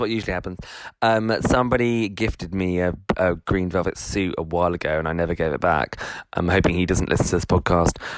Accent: United Kingdom; one of the things that we love is self-deprecation as uh, you know as British people

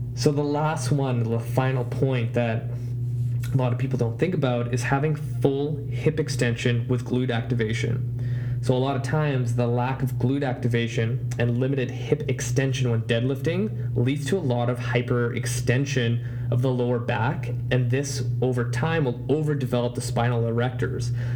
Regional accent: Vancouver, British Columbia, Canada; I tell them I'm from Canada and I'll even say Vancouver

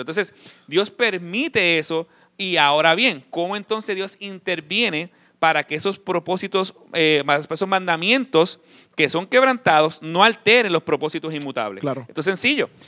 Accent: Puerto Rico; yo, yo soy boricua

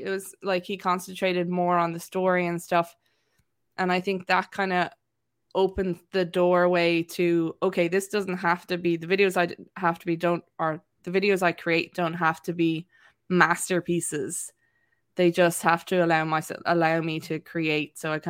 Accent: Wexford, Leinster, Ireland; accent: neutral; actually originally from Wexford, and nobody can place me really because my accent is quite neutral. So I come from Wexford, went to boarding school in Waterford, then went to college in UL

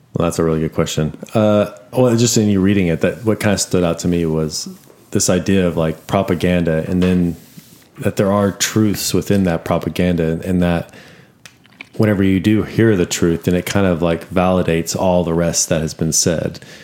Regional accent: Austin, Texas, United States; I'm from Austin

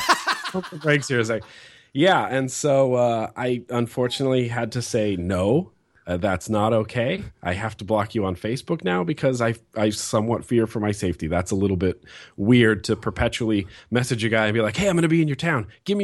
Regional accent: California, United States; born there; This is where my mom and dad grew up. I was born in California, so I've always felt kind of at home here

